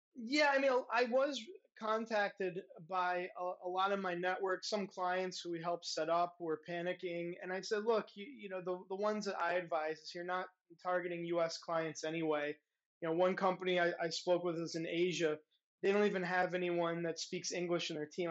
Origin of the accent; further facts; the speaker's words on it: United States; now in Europe; I'm an American